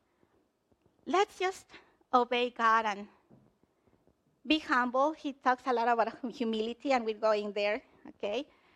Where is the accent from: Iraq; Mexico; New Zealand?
Mexico; moved away; I'm from Mexico